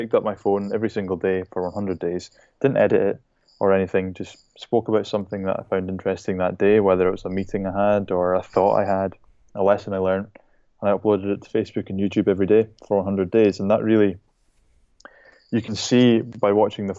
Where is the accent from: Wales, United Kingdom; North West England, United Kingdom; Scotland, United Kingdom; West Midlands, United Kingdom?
Scotland, United Kingdom; Shetland Islands; now in Edinburgh, United Kingdom; I was brought up in the Shetland Islands, which is a tiny group of islands at the very, very northern tip of the UK